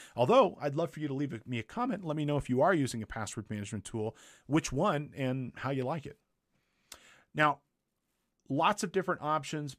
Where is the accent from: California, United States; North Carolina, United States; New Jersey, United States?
California, United States; Big Bear Lake; Big Bear one, two, three, my hometown.